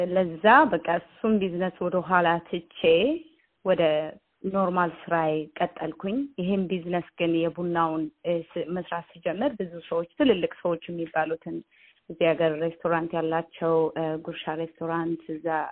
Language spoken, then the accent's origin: Amharic; Ethiopia; moved away as an adult; now in Australia; ኢትዮጵያ ውስጥ ሁሉም ቤተሰቦቼ ቡናም ይነግዳሉ። እናቴ ቡና ነጋዴ ናት። በጣም የታወቁ ቡና ነጋዴዎችም ናቸው። በብዛት በሌላም ንግድ የተሰማራ ፋሚሊ ውስጥ ነው ያደግኩት።